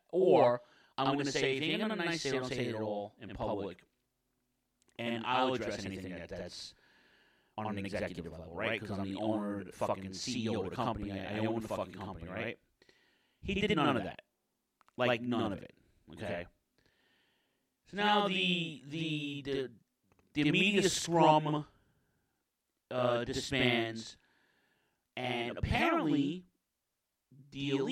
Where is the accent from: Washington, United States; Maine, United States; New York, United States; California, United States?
New York, United States; New York City; in Queens, in my hometown